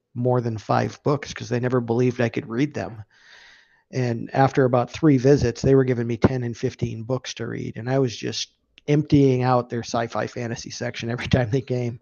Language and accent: English; Upper Peninsula of Michigan, United States; I grew up in the Upper Peninsula of Michigan